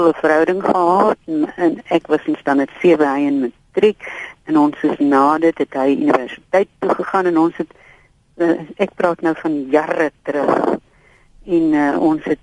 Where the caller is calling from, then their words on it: Pretoria, Gauteng, South Africa; van Pretoria